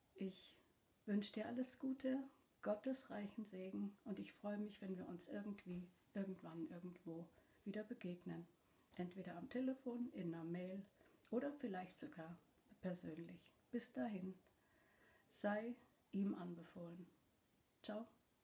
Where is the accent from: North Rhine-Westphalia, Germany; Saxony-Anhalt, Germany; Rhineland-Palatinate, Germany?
North Rhine-Westphalia, Germany; Cologne; ich komme ursprünglich aus der Gegend von Köln und bin mit meinen Geschwistern in einer kleinen Wohnung in der Stadt aufgewachsen.